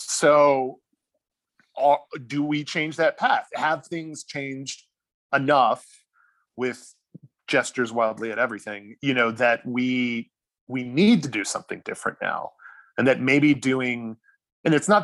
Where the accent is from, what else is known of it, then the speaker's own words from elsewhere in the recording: Charleston, South Carolina, United States; moved away; I'm from Charleston originally